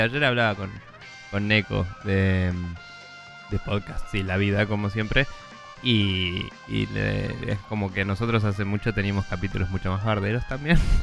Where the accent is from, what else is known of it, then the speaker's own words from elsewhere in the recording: Bahía Blanca, Buenos Aires Province, Argentina; moved away; yo también soy de Bahía Blanca, Yupi. Em, y como la mayoría de la gente que conozco de Bahía Blanca, me fui ahí muy de pendejo y no quiero volver